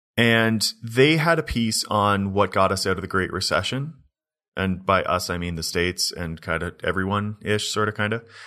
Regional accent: Canada

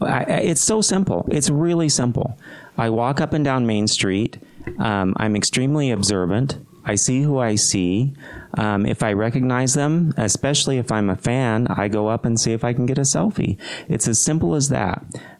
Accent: California, United States; also born or lived in Texas / Utah; I was born in Texas, but I'd say my formative years were in Northern California. But I've been in Utah long enough that it's home.

